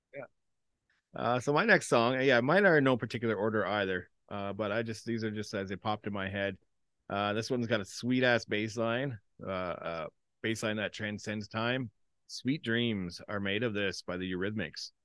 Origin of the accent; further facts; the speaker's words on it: Canada; I'm Canadian